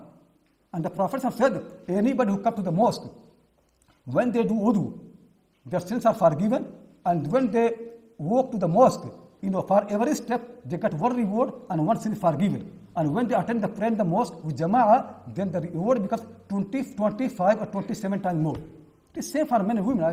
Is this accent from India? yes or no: yes; India; now in United Kingdom; I'm from India